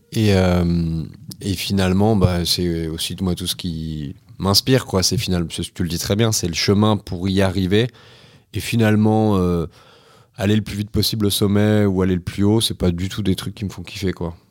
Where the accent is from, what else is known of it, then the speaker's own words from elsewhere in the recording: Nantes, Pays de la Loire, France; j'ai grandi à Nantes. j'ai eu une enfance assez classique, on va dire, de citadin